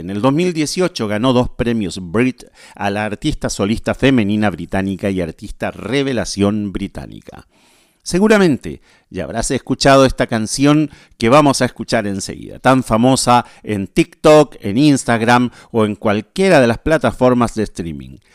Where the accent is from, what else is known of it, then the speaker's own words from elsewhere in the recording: Chile; now in Asunción, Paraguay; desde Asunción paraguayo, soy chileno, nacido en Chile